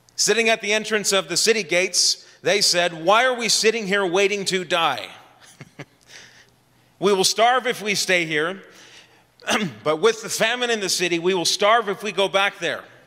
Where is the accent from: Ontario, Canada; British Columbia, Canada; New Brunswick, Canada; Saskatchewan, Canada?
Ontario, Canada; Ottawa; also born or lived in Edmonton; I grew up in Ottawa